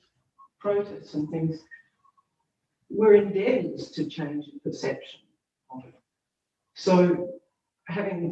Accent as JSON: {"language": "English", "country": "Australia", "said": "my experience growing up with Anzac Day as an Australian woman"}